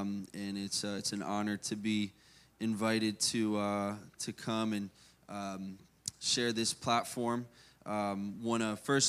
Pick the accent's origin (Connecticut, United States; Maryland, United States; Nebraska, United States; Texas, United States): Maryland, United States; born there; And I'm actually from, I was born in Maryland, so I was born up north and lived here most of my life, but I like the cold.